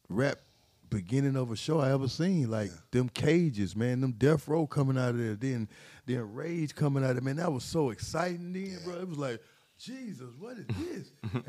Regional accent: Atlanta, Georgia, United States; We from Atlanta

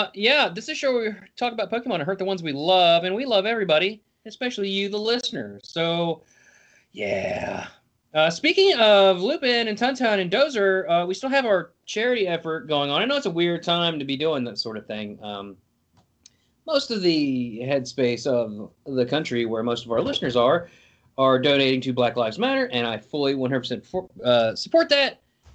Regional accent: New England, United States; Hey, we're from New England and we're spoiled ass sports fans.

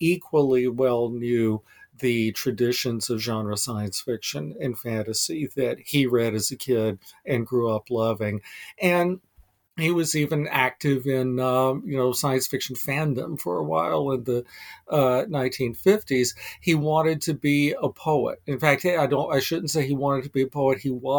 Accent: North Carolina, United States; now in Northfield, United States; I'm a transplanted Southerner. I was born and raised in North Carolina.

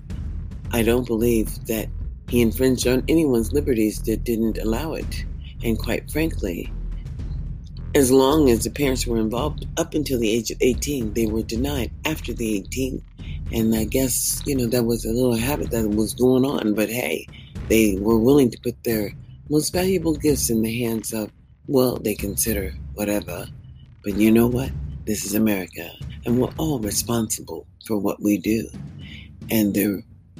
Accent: United States; As an American citizen

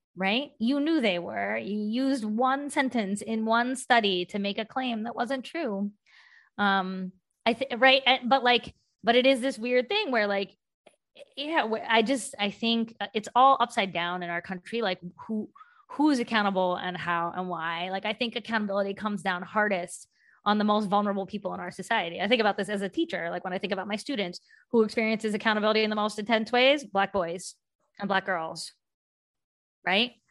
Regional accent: West Virginia, United States; now in Boston, United States; I grew up in West Virginia. I'm Indian.

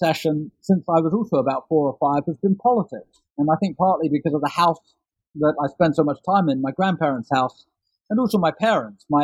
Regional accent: London, United Kingdom; I grew up in London in the 1970s and 1980s

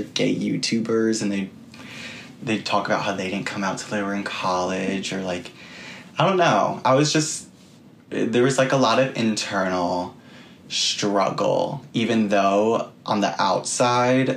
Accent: Hillsborough, New Jersey, United States; now in New York City, United States; I grew up in Hillsboro, New Jersey, which is like a suburb, very, very suburban area outside of New York, probably like an hour away.

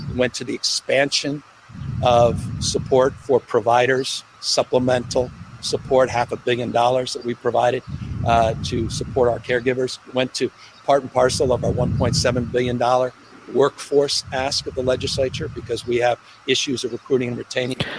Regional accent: California, United States; as a Californian, as American

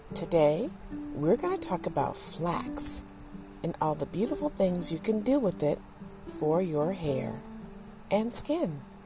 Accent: Detroit, Michigan, United States; when I was growing up in Detroit

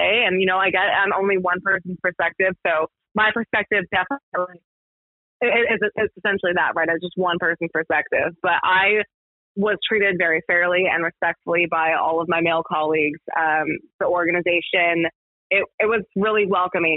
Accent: Bay Area, California, United States; moved away as an adult; now in St. Louis, United States; growing up in the Bay Area

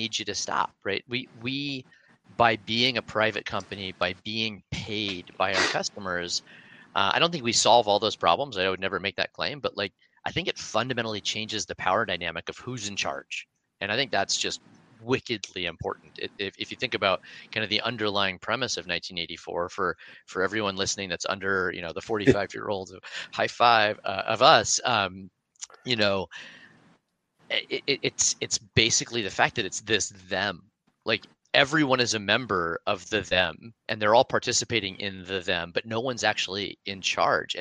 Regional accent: Oregon, United States; now in California, United States; I'm from Oregon

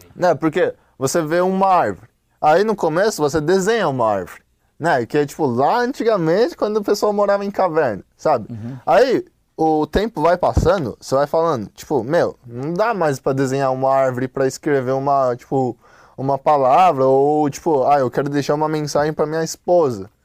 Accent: China; moved away; eu como chinês, eu gosto do meu país

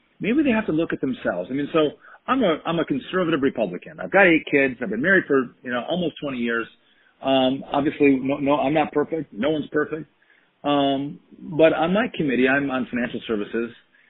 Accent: Wisconsin, United States; I come from Wisconsin

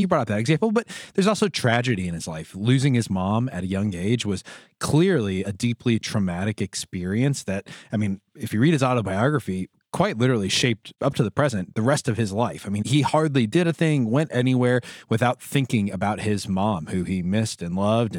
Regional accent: United States; we're American.

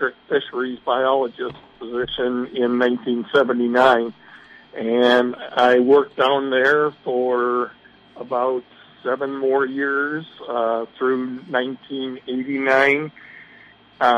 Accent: Wisconsin Rapids, Wisconsin, United States; moved away as an adult; now in Park Rapids, United States; my hometown in Wisconsin Rapids

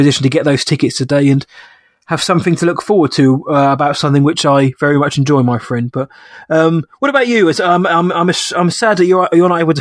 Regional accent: United Kingdom; being British

